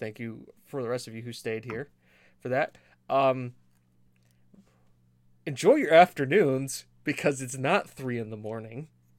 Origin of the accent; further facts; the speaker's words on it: United States; because obviously being the American Corby Town support.